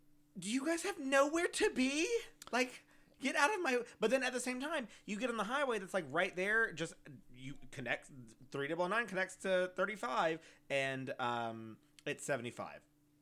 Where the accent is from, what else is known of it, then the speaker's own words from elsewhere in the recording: Schertz, Texas, United States; I always hated those people, specifically because I am from Schertz, and Schertz drives like that everywhere.